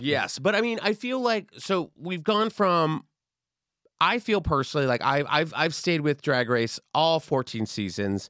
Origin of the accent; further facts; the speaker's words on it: Texas, United States; I grew up in Texas